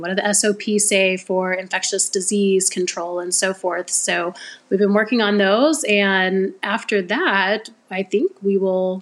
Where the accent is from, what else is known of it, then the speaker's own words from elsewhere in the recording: Oklahoma, United States; moved away as an adult; also born or lived in North Dakota; I am from Oklahoma, born and bred here, and went to the University of Oklahoma